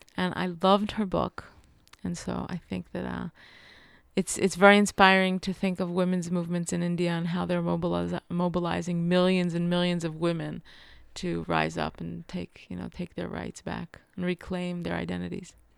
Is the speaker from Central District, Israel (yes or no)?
no; Jerusalem, Jerusalem District, Israel; also born or lived in New York; I'm from Jerusalem. I'm really connected to Jerusalem, especially, you know, to West Jerusalem where I grew up